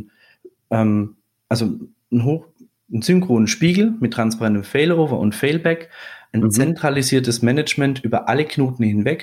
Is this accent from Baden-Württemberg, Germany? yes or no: yes; Swabia, Baden-Württemberg, Germany; now in Würzburg, Germany; ich bin gebürtiger Schwabe. Ah. Mit, mit, badischem Einschlag